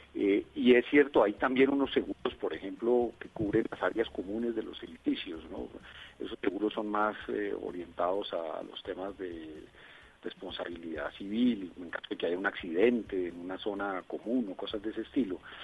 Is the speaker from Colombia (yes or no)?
yes; Colombia; como colombianos